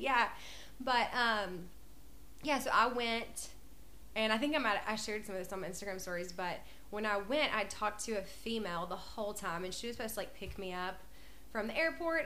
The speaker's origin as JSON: {"language": "English", "region": "North Alabama", "country": "United States", "also_born_or_lived": "China / Tennessee", "moved": "as an adult", "lives_now": "Columbia, Tennessee, United States", "said": "I'm from North Alabama, but I moved to Columbia, I guess, in 2015, 2016"}